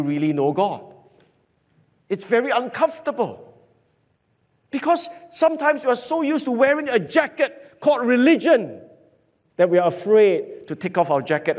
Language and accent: English; Singapore; I grew up in Jalan Kayu